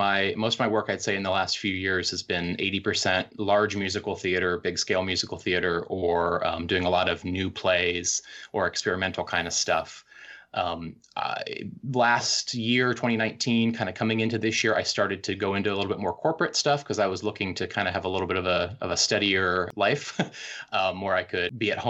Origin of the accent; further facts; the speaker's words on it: Tampa, Florida, United States; I grew up in the Tampa, St. Pete, kind of Central Florida area